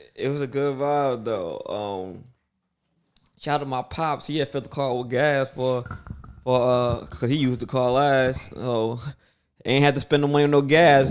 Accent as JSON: {"language": "English", "town": "New York City", "region": "New York", "country": "United States", "said": "we're from Brooklyn."}